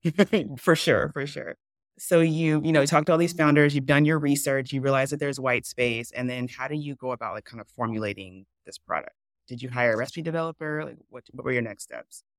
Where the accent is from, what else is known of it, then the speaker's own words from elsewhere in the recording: the South, United States; I grew up in the South. My family's from the South